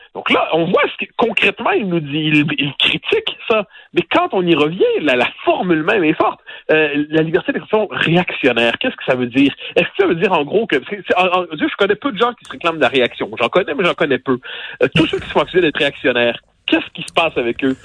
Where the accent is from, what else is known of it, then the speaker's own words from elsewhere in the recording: Quebec, Canada; je suis québécois